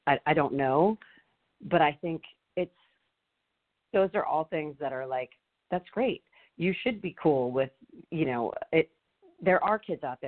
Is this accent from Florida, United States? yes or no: no; San Francisco, California, United States; I grew up in San Francisco.